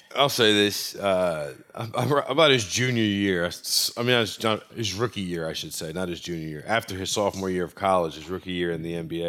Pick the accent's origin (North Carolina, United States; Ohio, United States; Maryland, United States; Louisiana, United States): Louisiana, United States; New Orleans; my hometown team, the New Orleans Pelicans